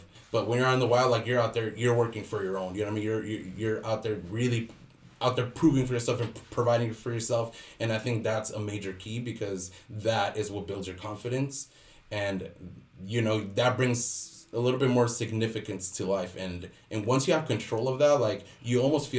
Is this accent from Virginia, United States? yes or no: no; Los Angeles, California, United States; also born or lived in Mexico; I grew up in LA. I'm a native LA kid